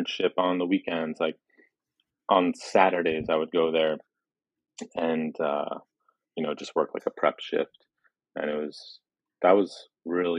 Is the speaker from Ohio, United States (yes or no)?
no; Long Island, New York, United States; also born or lived in Brooklyn, New York; when I was like three or four, moved out to Long Island. And kind of grew up there